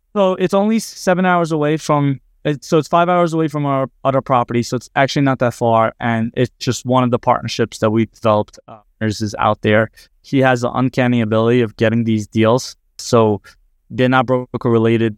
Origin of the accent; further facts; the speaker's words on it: New Jersey, United States; I'm from New Jersey